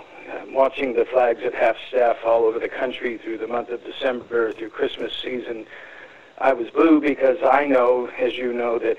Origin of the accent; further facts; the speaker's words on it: California, United States; moved away as an adult; now in Arizona, United States; I moved to Arizona and 2008. I'm from California